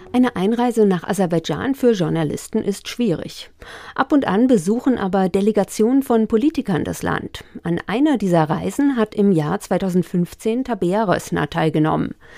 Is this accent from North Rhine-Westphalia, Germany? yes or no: no; Hesse, Germany; verstehe ich als äh, Hessin